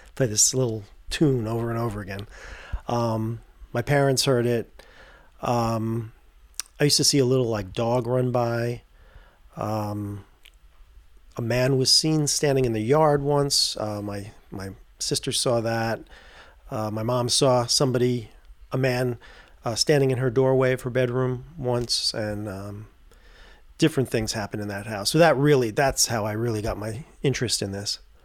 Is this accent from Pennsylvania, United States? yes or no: no; Tarrytown, New York, United States; I grew up in Tarrytown, New York